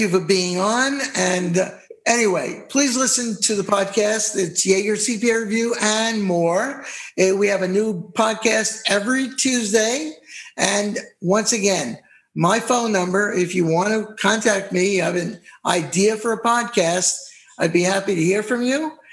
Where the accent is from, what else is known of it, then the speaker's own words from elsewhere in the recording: New York, United States; moved away; we're New Yorkers, New York. We're from New York originally